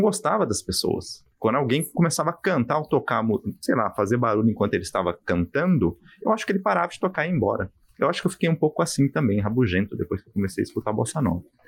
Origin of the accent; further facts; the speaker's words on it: Brazil; eu sou brasileiro